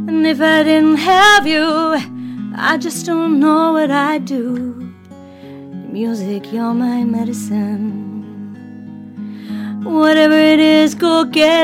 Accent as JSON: {"language": "English", "region": "England", "country": "United Kingdom", "moved": "yes", "said": "I'm from England"}